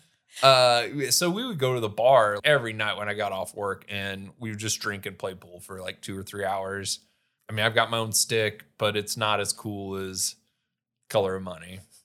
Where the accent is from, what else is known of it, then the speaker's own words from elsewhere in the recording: Sheldon, United States; moved away; all my friends moved away and I was still in my hometown.